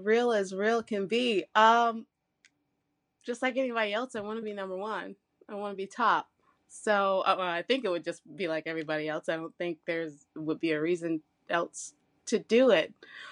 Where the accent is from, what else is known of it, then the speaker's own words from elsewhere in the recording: Michigan, United States; I am from Michigan. I live in Canton, Michigan. And some people, well, I call it IKEA land. If anybody's like trying to understand where I'm at in the little mitten, it's near Ann Arbor.